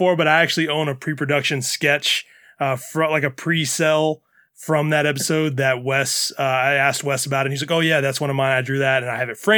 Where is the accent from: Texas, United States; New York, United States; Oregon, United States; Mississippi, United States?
Mississippi, United States; Tupelo; I'm actually from Tupelo, Mississippi